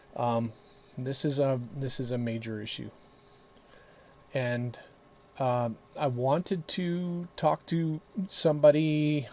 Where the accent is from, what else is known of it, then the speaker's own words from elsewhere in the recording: Canada; we in Canada